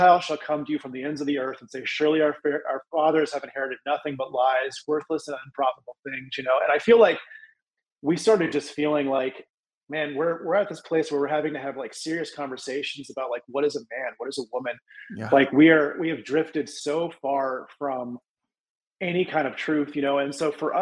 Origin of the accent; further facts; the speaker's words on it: Colorado, United States; moved away as an adult; also born or lived in Israel; now in Tennessee, United States; I'm from Colorado, currently residing in Tennessee. I grew up out west